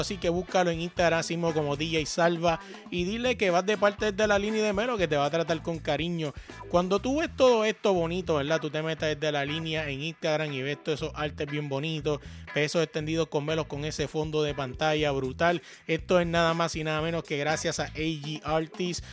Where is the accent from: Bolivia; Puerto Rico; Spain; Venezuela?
Puerto Rico; now in Virginia, United States; yo que vengo de Puerto Rico